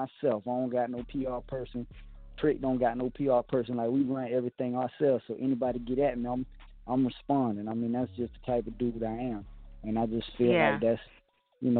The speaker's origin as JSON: {"language": "English", "town": "Miami", "region": "Florida", "country": "United States", "said": "I'm from the projects. I'm from 222nd and Goose in South Miami"}